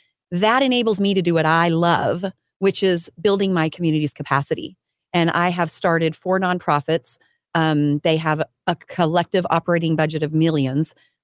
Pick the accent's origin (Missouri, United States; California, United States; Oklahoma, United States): Oklahoma, United States; Cushing; born there; I was born in Cushing, Oklahoma. My dad was a oil field worker. So I grew up on the pipeline and I was born in Cushing, Oklahoma.